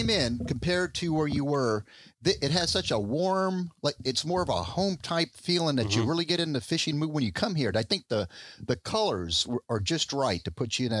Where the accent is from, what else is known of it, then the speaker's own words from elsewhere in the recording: Miami, Florida, United States; also born or lived in Parkland, Florida; I'm a Miami native. Born and raised in Miami.